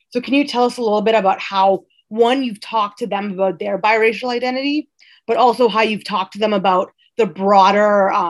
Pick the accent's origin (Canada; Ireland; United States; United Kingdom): United States; Atlanta, Georgia; Because growing up in Atlanta, it was like there are white people, there are black people, there are some Indian people, and for obviously, I was not. I'm not white. I'm not black. And similarly, like when you tell people your family from is from East Africa